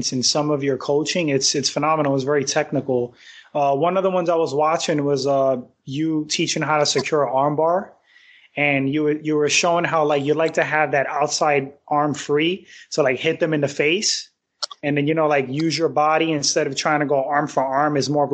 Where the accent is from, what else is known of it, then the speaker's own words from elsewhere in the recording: New York, United States; I grew up in New York